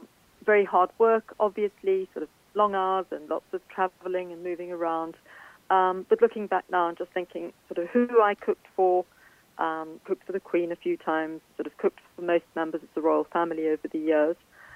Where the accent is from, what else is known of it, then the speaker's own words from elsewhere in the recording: South Africa; moved away; I grew up in South Africa. My mum was English. And as I say, although it was a South African upbringing